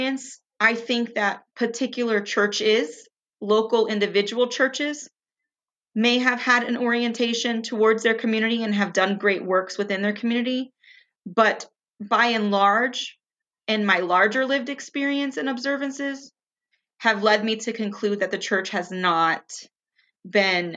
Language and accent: English; South Florida, United States; I grew up in South Florida, the child of Cuban immigrants